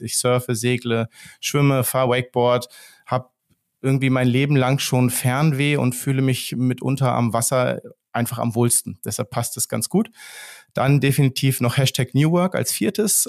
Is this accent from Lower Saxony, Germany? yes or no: yes; Steinhuder Meer, Lower Saxony, Germany; ich wohne ja hier, hier an so einem See, wo ich auch aufgewachsen bin am Steinhuder Meer